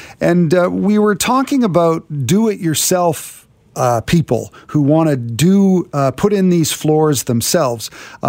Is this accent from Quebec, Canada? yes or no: no; Vancouver, British Columbia, Canada; I grew up in Vancouver. I've been on Vancouver radio for a long time.